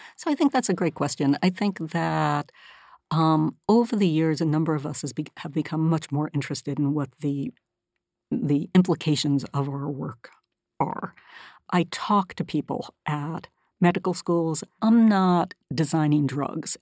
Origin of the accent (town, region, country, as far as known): Northern California, United States; born or raised there; moved away as an adult; also born or lived in Massachusetts